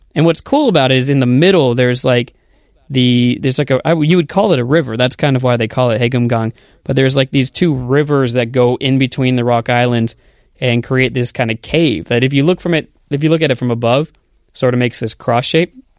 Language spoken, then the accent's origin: English; United States; moved away as an adult; also born or lived in Korea; now in South Korea; I'm originally from the United States